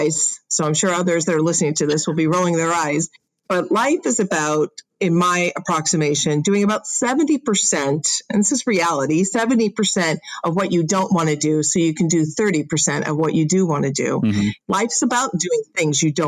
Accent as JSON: {"language": "English", "town": "Chicago", "region": "Illinois", "country": "United States", "moved": "yes", "lives_now": "Southern California, United States", "said": "I'm from Chicago"}